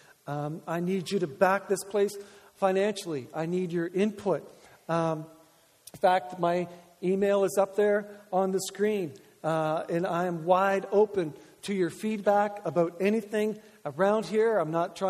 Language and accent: English; the Maritimes, Canada; We're from the Maritimes